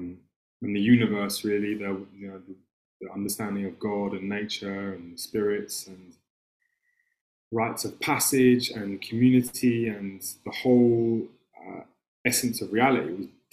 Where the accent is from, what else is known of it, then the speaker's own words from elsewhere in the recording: England, United Kingdom; accent: English; like we have English accents, we grew up in England at this time.